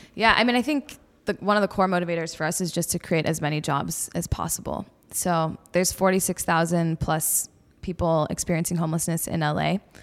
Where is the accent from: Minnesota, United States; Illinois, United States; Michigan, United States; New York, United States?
Michigan, United States; Detroit; I grew up in the Midwest. Love the Midwest. I'm from Detroit area originally.